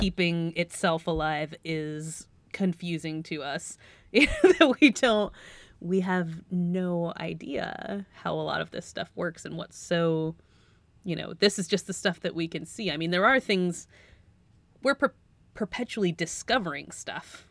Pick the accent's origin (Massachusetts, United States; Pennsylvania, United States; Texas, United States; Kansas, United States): Massachusetts, United States; Western; I'm from Western Massachusetts, so not the side of the state that's by the water